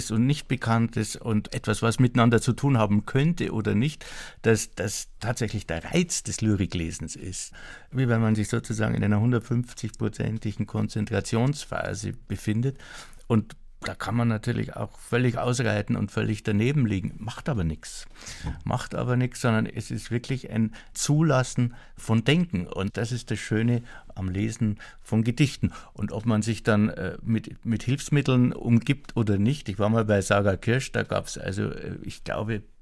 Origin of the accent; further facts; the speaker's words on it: Bavaria, Germany; Neuböhmen ist meine Heimat, die heißt mittlerweile Oberpfalz und ist völlig fern von jeder See.